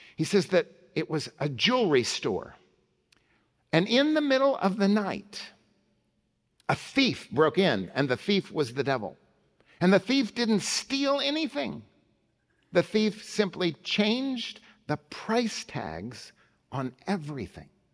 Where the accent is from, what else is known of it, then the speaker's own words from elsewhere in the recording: Oklahoma City, Oklahoma, United States; Central Presbyterian, where I grew up in Oklahoma City.